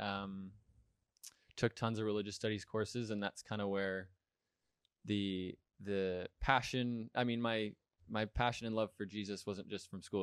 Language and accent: English; Richmond Hill, Ontario, Canada; also born or lived in Hamilton, Ontario; grew up attending the, the, the church in Richmond Hill